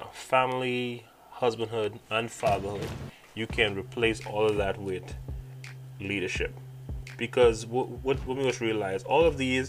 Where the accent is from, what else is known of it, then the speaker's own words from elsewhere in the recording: Bahamas; I'm from the Bahamas